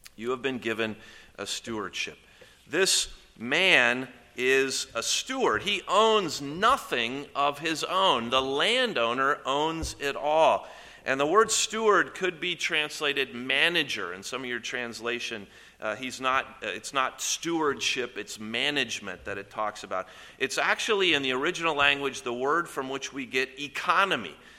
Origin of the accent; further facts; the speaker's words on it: Columbus, Indiana, United States; I grew up in Columbus, Indiana